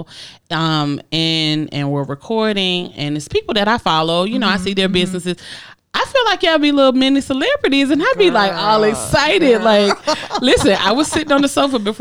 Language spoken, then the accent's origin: English; Augusta, Georgia, United States